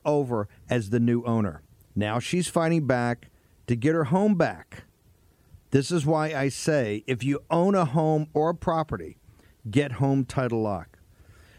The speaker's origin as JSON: {"language": "English", "town": "Richmond", "region": "Virginia", "country": "United States", "tie": "born or raised there", "said": "my hometown"}